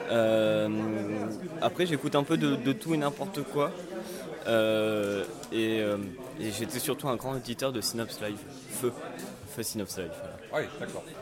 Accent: Grenoble, Auvergne-Rhône-Alpes, France; je viens de Grenoble

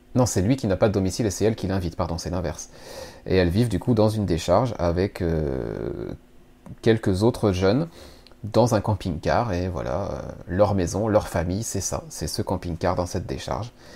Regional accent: France; chez nous en France

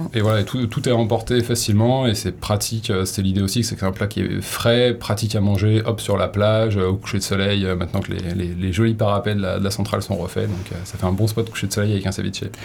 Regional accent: Haute-Savoie, Auvergne-Rhône-Alpes, France; now in Hossegor, France; je viens de juste à côté, là, pas très loin, un peu plus à l'est, en Haute-Savoie

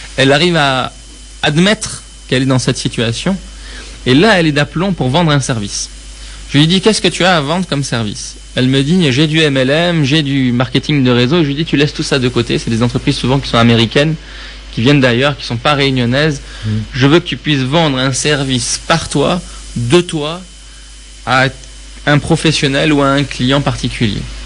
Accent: Tehran, Tehran Province, Iran; je suis né à Téhéran

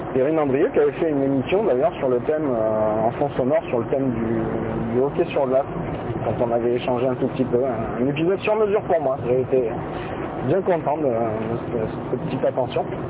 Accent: Bordeaux, Nouvelle-Aquitaine, France; je suis de Bordeaux, enfin de la banlieue de Bordeaux, la banlieue externe.

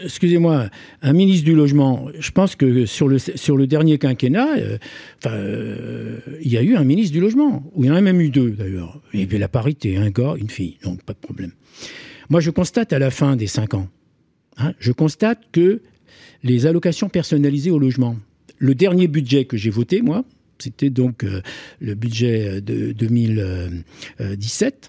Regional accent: Corsica, France; je me sens Corse à 100%

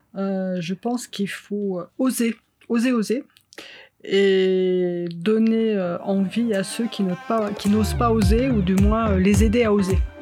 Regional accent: Chambéry, Auvergne-Rhône-Alpes, France; moved away as an adult; also born or lived in Paris; J'ai grandi sur Chambéry, en fait, sur un petit village euh, sur les hauteurs de Chambéry

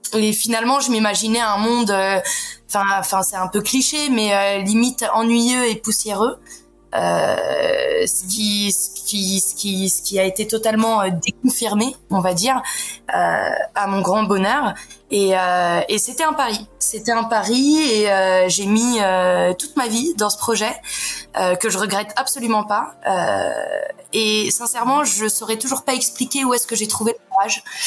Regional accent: Paris, Île-de-France, France; moved away as an adult; now in Montpellier, France; je suis parisienne à la base

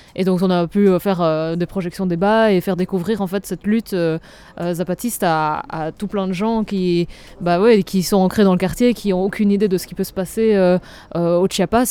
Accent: Namur, Wallonia, Belgium; je viens de Namur

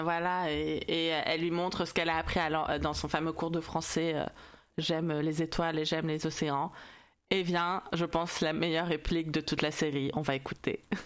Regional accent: France; je suis française

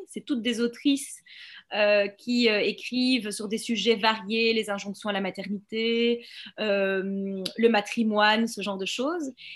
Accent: Belgium; also born or lived in Brussels; je suis belge, j'habite à Bruxelles.

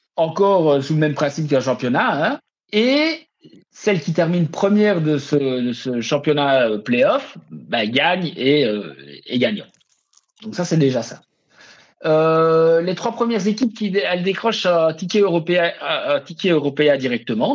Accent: Liège, Wallonia, Belgium; chez nous à Liège

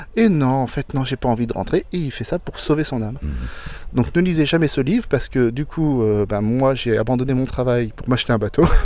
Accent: Blois, Centre-Val de Loire, France; je suis né à Blois, donc dans, la, dans les terres

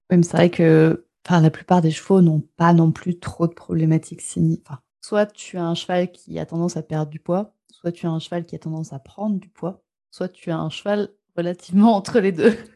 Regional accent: France; chez nous en France

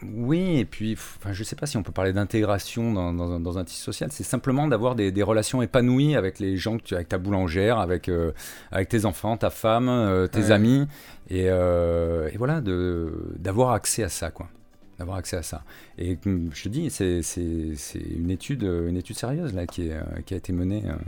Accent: Istres, Provence-Alpes-Côte d'Azur, France; moved away as an adult; also born or lived in Cannes / Marseille / Paris; j'ai fait toute ma scolarité à Istres, hein, dans les Bouches-du-Rhône, euh, jusqu'au bac

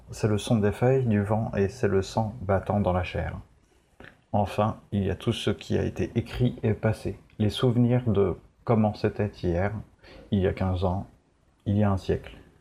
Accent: France; on est français

